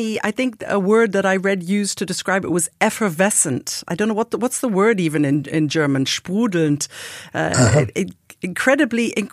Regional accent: United Kingdom; as a British French horn player

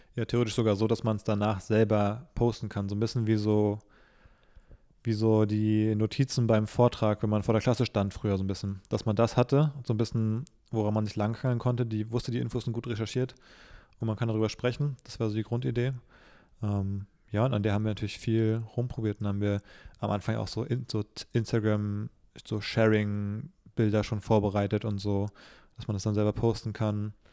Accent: Berlin, Germany; ich bin ja gebürtiger Berliner, aber so richtig

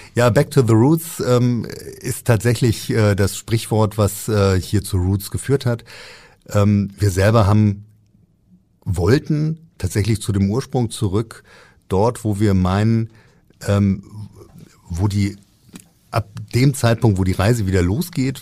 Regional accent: Frankfurt, Hesse, Germany; now in Hamburg, Germany; Ich bin in Frankfurt geboren

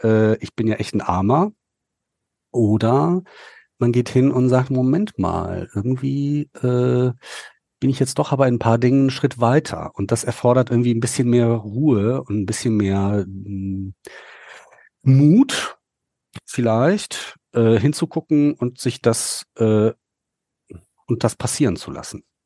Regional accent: North Rhine-Westphalia, Germany; bei uns in Nordrhein-Westfalen

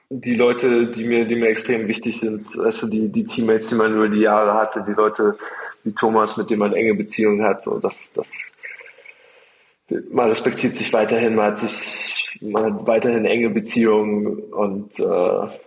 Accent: Berlin, Germany; muss man auch als Berliner anerkennen, so, da muss man auch sagen, okay, okay, es lässt sich, lässt sich leben, ja?

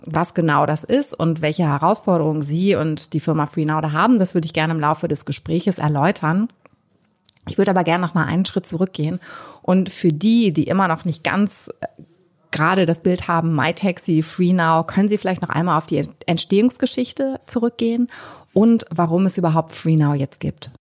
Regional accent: Hamburg, Germany; in meiner Heimatstadt Hamburg

